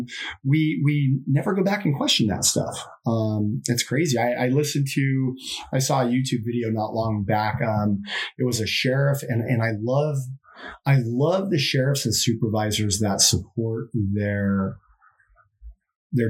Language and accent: English; San Diego, California, United States; I grew up in East San Diego